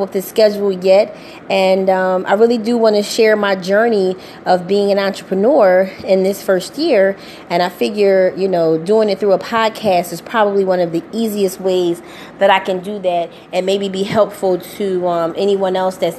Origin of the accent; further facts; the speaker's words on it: Philadelphia, Pennsylvania, United States; I'm from Philadelphia, so our storefront is at 16 North 58th Street, Philadelphia, Pennsylvania